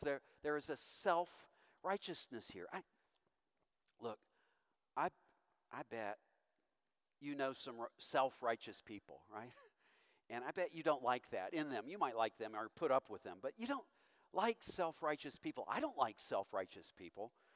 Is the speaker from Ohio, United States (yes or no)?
no; Owensboro, Kentucky, United States; moved away; I'm from Owensboro, Kentucky, of all places